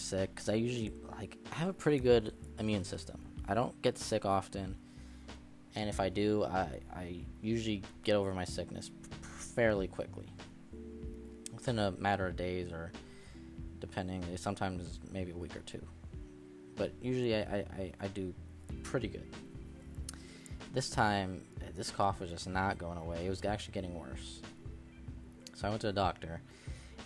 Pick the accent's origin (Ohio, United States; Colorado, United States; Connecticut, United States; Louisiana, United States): Connecticut, United States; I'm from Connecticut